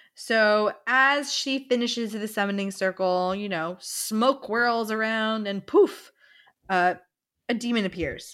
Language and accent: English; Florida, United States; we're from Florida